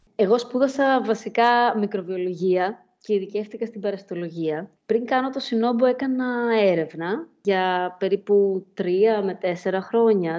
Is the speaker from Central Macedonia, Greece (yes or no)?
yes; Thessaloniki, Central Macedonia, Greece; moved away as an adult; also born or lived in Glasgow; Έφυγα από τη Θεσσαλονίκη για τη Γλασκόβη στα 18 μου